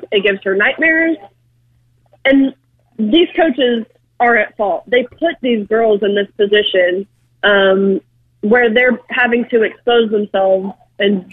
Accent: Tennessee, United States; I'm actually from Tennessee, and so I feel like this state was kind of my safe bubble

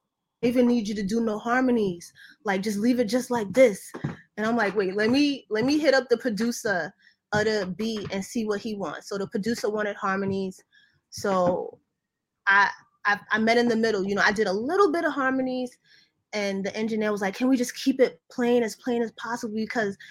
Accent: Jamaica; I'm Jamaican

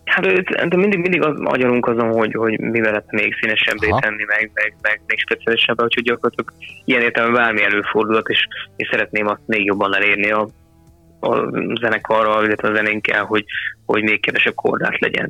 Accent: Kecskemét, Bács-Kiskun, Hungary; mi ugye kecskemétiek vagyunk

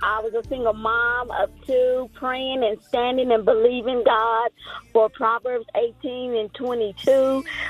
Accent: Plainview, Texas, United States; I am from Plainview, Texas.

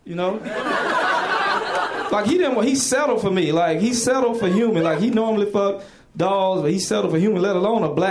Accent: the South, United States; moved away; I'm from the South, and you know our relationship with animals sometimes, especially being black

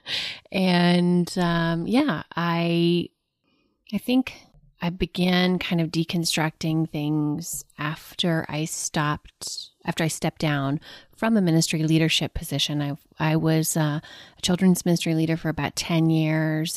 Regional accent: Del City, Oklahoma, United States; I grew up in a suburb of Oklahoma City called Dell City

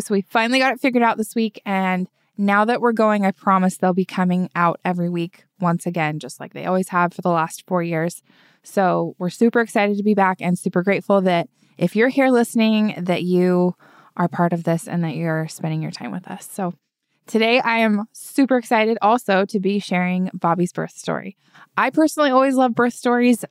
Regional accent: Utah, United States; moved away as an adult; we're both from Utah and all of our family's there

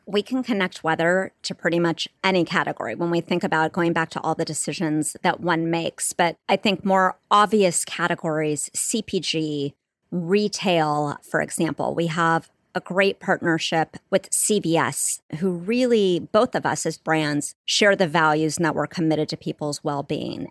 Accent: Santa Barbara, California, United States; I grew up in Southern California, in Santa Barbara

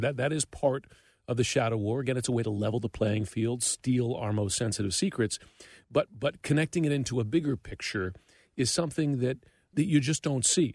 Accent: United States; I'm an American

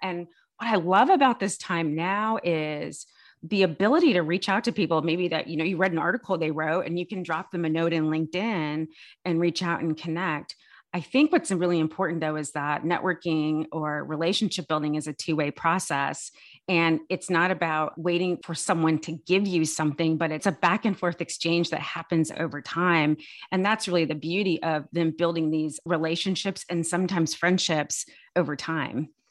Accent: California, United States; I'm born and raised in California

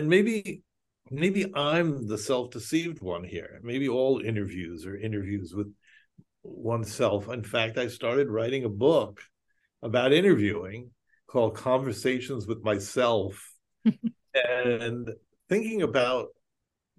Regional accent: United States; Speaking as an American Jew

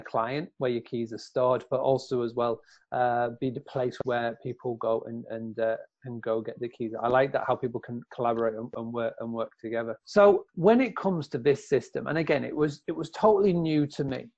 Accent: Scarborough, Yorkshire and the Humber, United Kingdom; in Scarborough, my hometown, where I am right now

